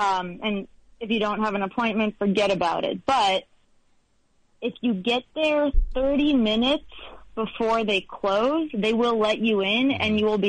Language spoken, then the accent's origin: English; Los Angeles, California, United States; I'm from Los Angeles